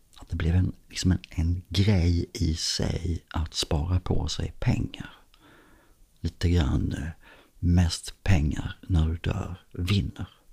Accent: Skåne, Sweden; när man är uppvuxen här nere i Skåne så växer man också upp med dansk TV

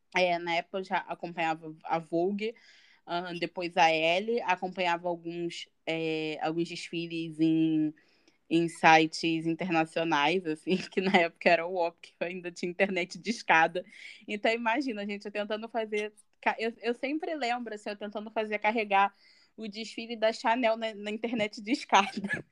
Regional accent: Mesquita, Rio de Janeiro, Brazil; Sou de Mesquita. Mesquita, amo sotaque. Na Baixada Fluminense.

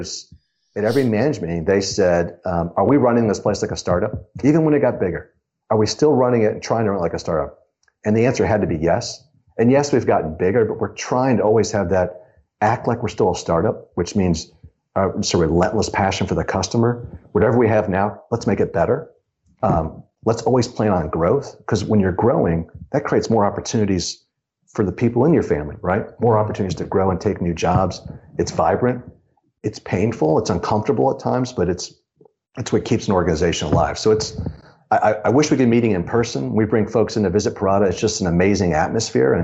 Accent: Ohio, United States; moved away as an adult; also born or lived in Chicago; I grew up in Ohio

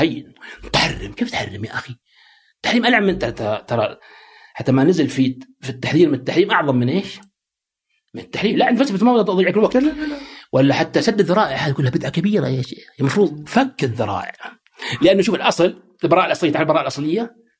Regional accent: Saudi Arabia; also born or lived in United States; عندنا في السعوديه

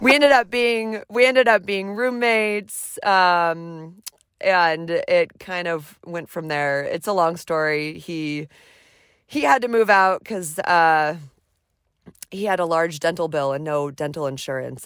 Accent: Seattle, Washington, United States; now in Anchorage, United States; I grew up about three miles north of the Space Needle in Seattle, Washington

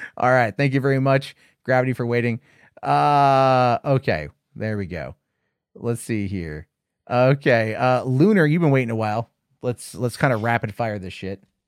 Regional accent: United States; I'm an American.

